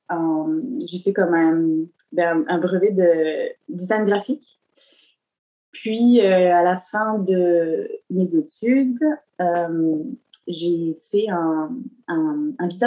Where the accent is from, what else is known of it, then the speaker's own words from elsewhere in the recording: the Cévennes, Occitania, France; moved away as an adult; also born or lived in Montpellier, France; now in Montreal, Canada; j'ai grandi euh, dans le sud de la France, majoritairement, euh, dans les Cévennes. et puis, plus tard, ben, pour mes études supérieures, je suis allée, à, j'ai déménagé à Montpellier, donc en ville.